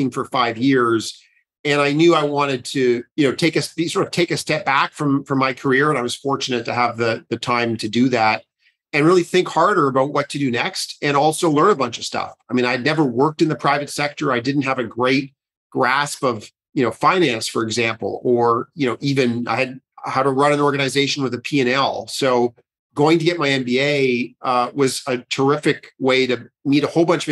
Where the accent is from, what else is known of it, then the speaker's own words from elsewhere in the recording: Ottawa, Ontario, Canada; I grew up in Ottawa